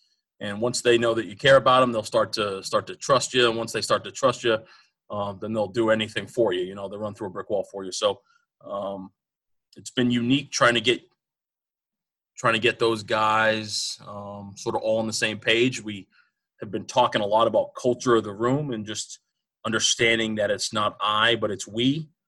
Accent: Norton, Massachusetts, United States; also born or lived in New Jersey; I'm from Norton, Massachusetts. I was born in New Jersey, moved around a lot. Dad was in the Army. Ended up going to high school at Norton High School.

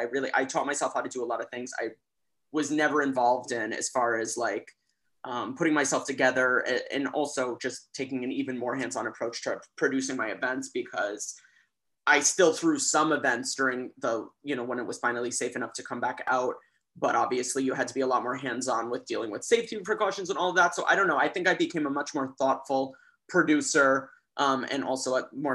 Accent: Los Angeles, California, United States; moved away as an adult; now in New York, United States; I'm from California. I'm from Los Angeles. I grew up in an area called Silver Lake

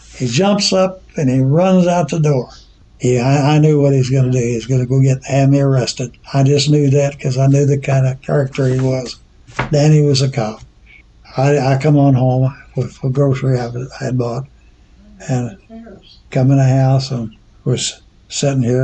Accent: Grand Tower, Illinois, United States; I was born in Grand Tower Township and uh, by a doctor out of Grand Tower here. But I've lived here all my life

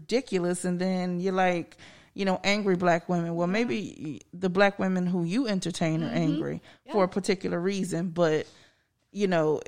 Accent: the North, United States; moved away; I grew up in the North

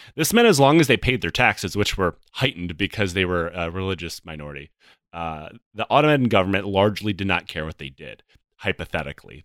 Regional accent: Michigan, United States; I was born in Michigan

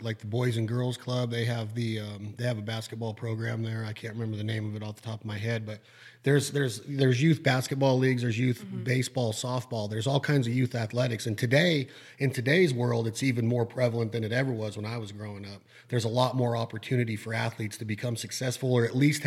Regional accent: Washoe County, Nevada, United States; I was born in the 1970s in Washoe County. I grew up, went to public schools all throughout here

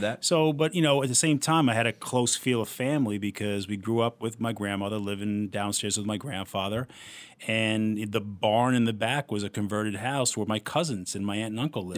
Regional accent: Port Washington, New York, United States; Port was a great place to grow up

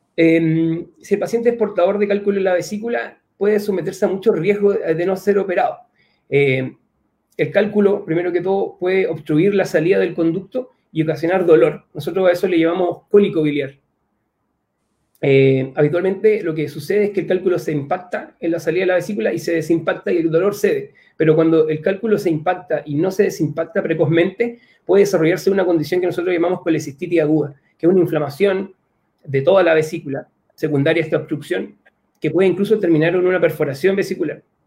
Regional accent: Chile; mi país

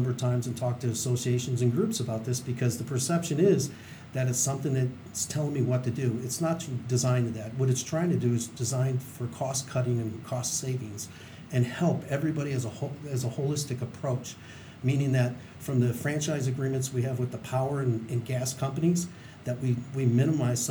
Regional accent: Chicago, Illinois, United States; moved away as an adult; now in Carson City, United States; I'm actually from Chicago, Illinois

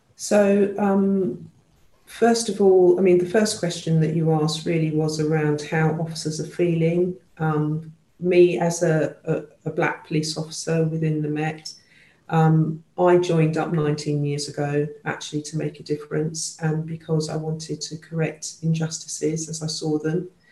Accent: London, United Kingdom; I was born and brought up in London

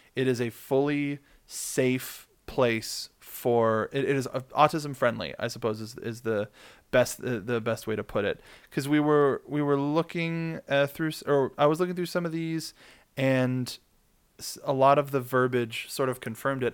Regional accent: California, United States; I'm born and bred in California

